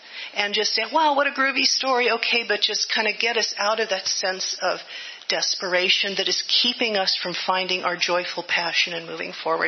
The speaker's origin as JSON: {"language": "English", "town": "Livermore", "region": "California", "country": "United States", "tie": "born or raised there", "said": "I grew up in Livermore. Our father was a nuclear physicist in Livermore."}